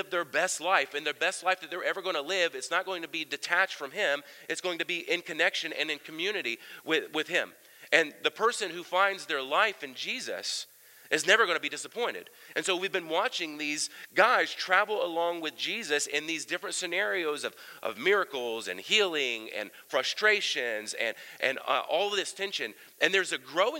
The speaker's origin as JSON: {"language": "English", "region": "Southern Ohio", "country": "United States", "tie": "born or raised there", "said": "I grew up in Ohio, Southern Ohio"}